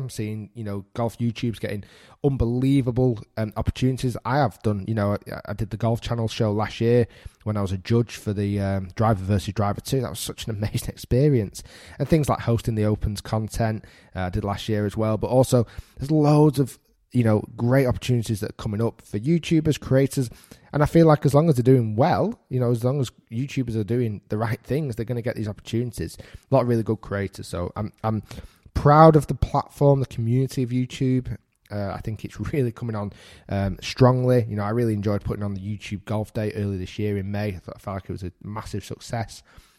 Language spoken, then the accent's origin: English; Manchester, North West England, United Kingdom; now in Bolton, United Kingdom; I'm actually originally from Manchester. So I'm Manchester born and bred. I now live in Bolton, which is 25 minutes away from Manchester.